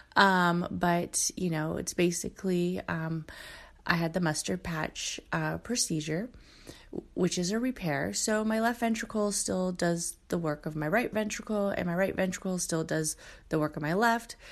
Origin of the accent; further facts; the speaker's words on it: Oakland, California, United States; I kinda grew up in, um, uh, Oakland, California